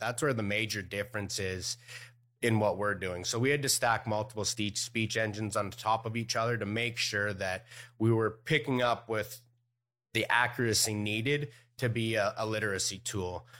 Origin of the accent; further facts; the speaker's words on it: Canada; moved away; I was born in Canada